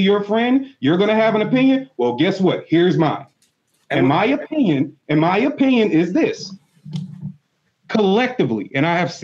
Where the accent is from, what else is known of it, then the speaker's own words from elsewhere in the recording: United States; I was born here in America